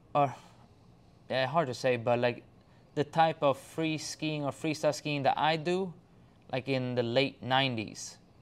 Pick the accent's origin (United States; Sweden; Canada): Sweden; English is a second language; I'm from Sweden.